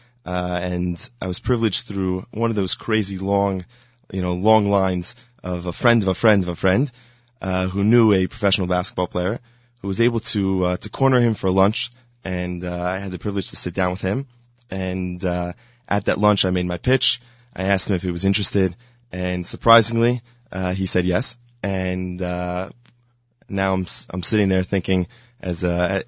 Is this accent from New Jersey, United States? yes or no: yes; Highland Park, New Jersey, United States; I am from Highland Park, New Jersey.